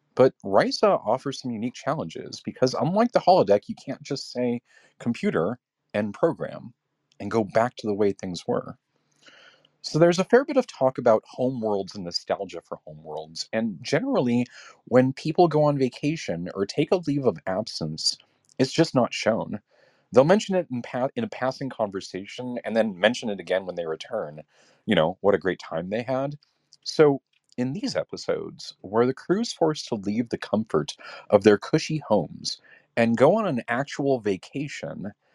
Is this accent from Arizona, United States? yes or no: no; Southern California, United States; my family and I grew up in Southern California